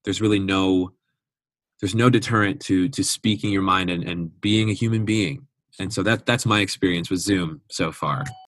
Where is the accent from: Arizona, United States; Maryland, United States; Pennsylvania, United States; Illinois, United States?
Illinois, United States; Schaumburg; I'm from Schaumburg, Illinois, which is like an hour west of Chicago